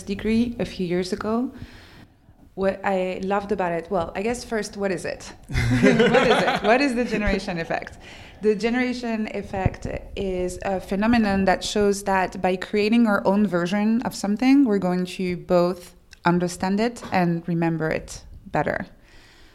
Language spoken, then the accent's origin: English; France; English is a second language; I'm French